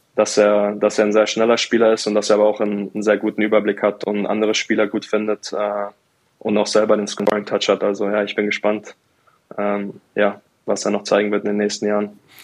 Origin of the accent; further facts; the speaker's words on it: Mannheim, Baden-Württemberg, Germany; moved away as an adult; now in Bremerhaven, Germany; mein Elternhaus in, in Mannheim, wo ich aufgewachsen bin